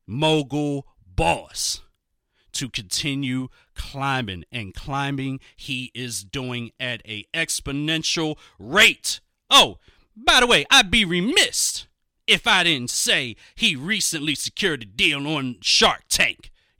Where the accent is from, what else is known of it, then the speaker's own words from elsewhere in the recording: Philadelphia, Pennsylvania, United States; 17-year-old founder and CEO of SPERGO, a trend-setting lifestyle brand headquartered in my hometown. Yes, I am pointing to me right here, Philadelphia, Pennsylvania.